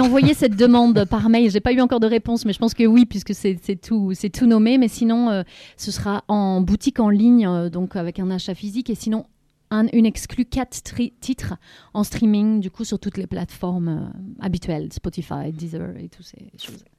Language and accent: French; Lorient, Brittany, France; moved away as an adult; je suis revenue ici à Lorient. Et chez moi, donc, puisque c'était ma ville natale